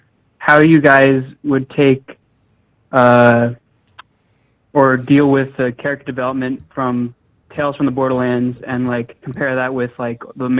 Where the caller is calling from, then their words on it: Maryland, United States; I'm calling from Maryland.